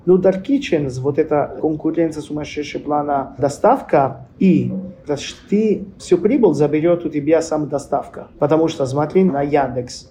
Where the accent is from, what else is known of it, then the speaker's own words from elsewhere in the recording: Tuscany, Italy; Russian is a second language; moved away as an adult; also born or lived in Apulia, Italy; now in Saint Petersburg, Russia; как семья мы из Пуля и переехали в Тоскана